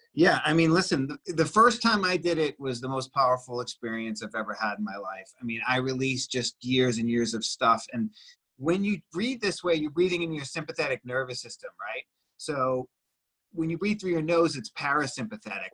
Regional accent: Boston, Massachusetts, United States; now in Los Angeles, United States; I'm from Boston originally

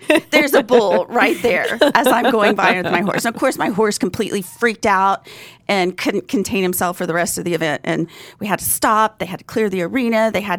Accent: Fort Worth, Texas, United States; I was from Fort Worth, and I used to have shows at the Fort Worth Stock Show and the Houston Stock Show.

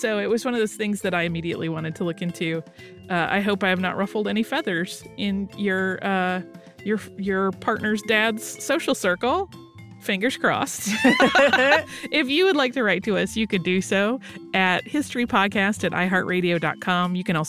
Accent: Los Angeles, California, United States; moved away as an adult; now in Ireland; I'm from Los Angeles, and about 3.5 years ago, I moved to Ireland on my own.

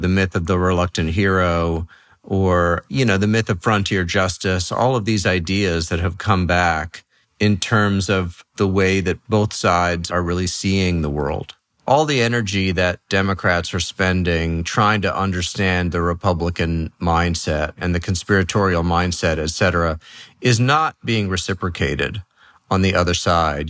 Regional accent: New York City, New York, United States; moved away; also born or lived in Los Angeles / San Francisco; I grew up in New York City

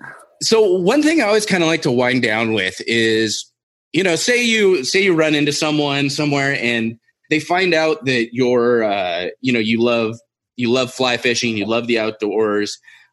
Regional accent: California, United States; Well, so I grew up in Southern California.

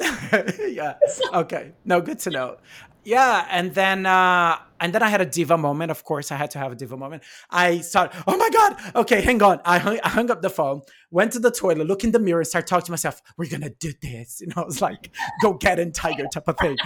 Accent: São Paulo, Brazil; English is a second language; moved away; I'm from Brazil, so in São Paulo

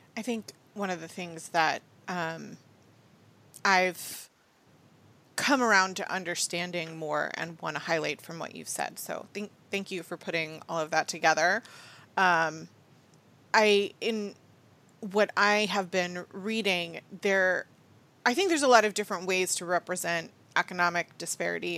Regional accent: United States; I'm about as American as it gets

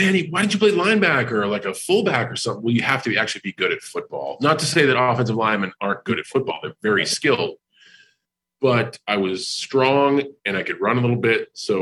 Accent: New England, United States; moved away as an adult; now in Tampa, United States; I'm from New England.

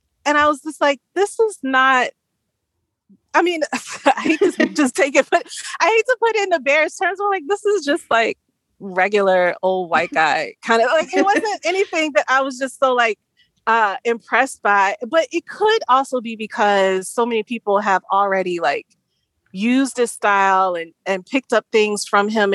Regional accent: the South, United States; I grew up in the South

